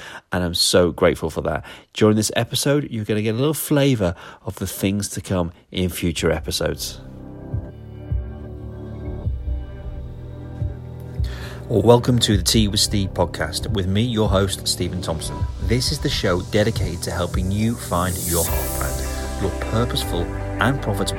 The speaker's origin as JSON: {"language": "English", "area": "the Northwest", "region": "North West England", "country": "United Kingdom", "moved": "yes", "lives_now": "East of England, United Kingdom", "said": "I am from the Northwest. I live in the East, but I'm still authentically me. And when I say East and Northwest, I'm referring to the UK"}